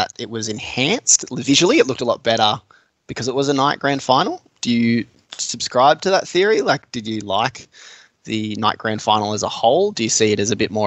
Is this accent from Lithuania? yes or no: no; Bendigo, Victoria, Australia; we're both from Bendigo.